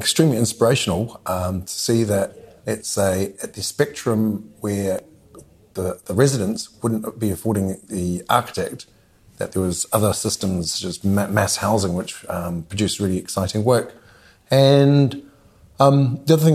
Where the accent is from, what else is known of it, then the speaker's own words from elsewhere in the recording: Motiti Island, Bay of Plenty, New Zealand; moved away as an adult; also born or lived in London; I'm from Motiti Island